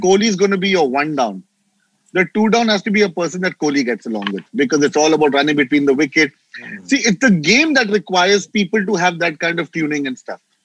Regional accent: Mumbai, Maharashtra, India; I am from Mumbai

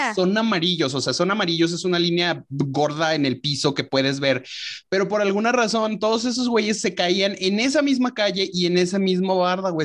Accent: León, Guanajuato, Mexico; now in Chihuahua, Mexico; yo soy de León

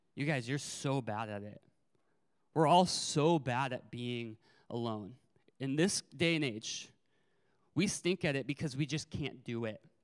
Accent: California, United States; also born or lived in Arizona; I moved schools from Arizona to California in the middle of fourth grade

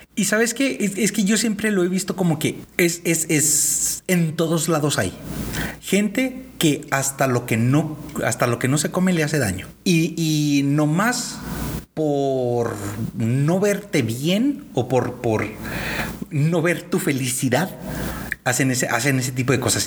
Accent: northern Mexico, Mexico; somos tres hermanos norteños

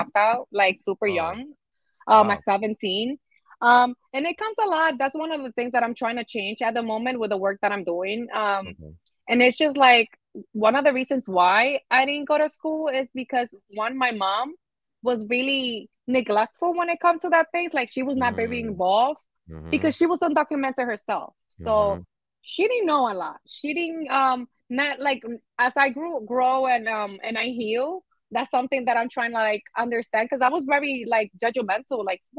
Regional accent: New York City, New York, United States; accent: New York; also born or lived in Dominican Republic; we've been here ever since

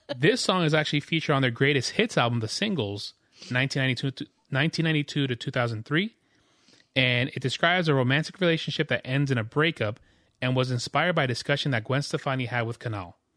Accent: New York, United States; moved away; also born or lived in Jamaica; I'm from New York, too

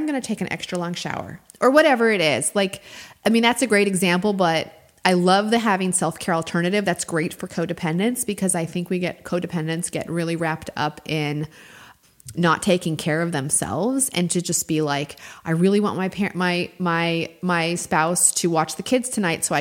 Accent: New Mexico, United States; now in Georgia, United States; I'm from New Mexico

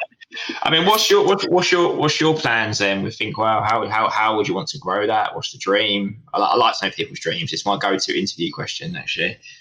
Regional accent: Essex, East of England, United Kingdom; also born or lived in Portsmouth; we're from Essex, we're inherently quite friendly

